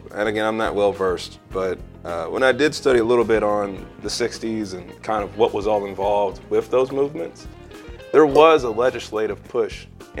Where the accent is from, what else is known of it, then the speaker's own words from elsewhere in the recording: Texas, United States; I'm Texan.